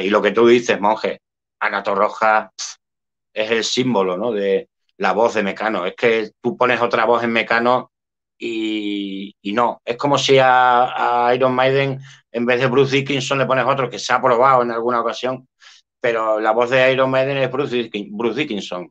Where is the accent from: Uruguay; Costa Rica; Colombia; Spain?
Spain